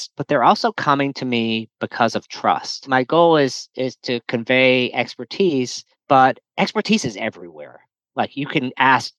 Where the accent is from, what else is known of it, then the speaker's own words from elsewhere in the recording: New Orleans, Louisiana, United States; I grew up in New Orleans